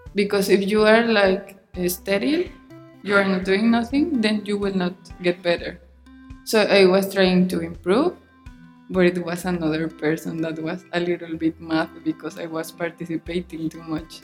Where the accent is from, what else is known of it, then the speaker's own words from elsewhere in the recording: Mexico; English is a second language; moved away; in Mexico, even when you think we need English, we are not using it never